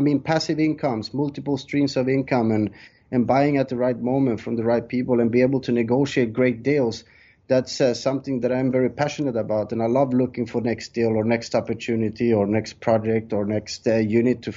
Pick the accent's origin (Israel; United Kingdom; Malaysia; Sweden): Sweden; moved away as an adult; also born or lived in Colombia; now in Thailand; I was born in South America, Colombia, but I left when I was 3 years old. My parents took me there, and I was raised in Sweden until I was 20 years old, and then I moved to Thailand, and now I've been living in Thailand 16 years.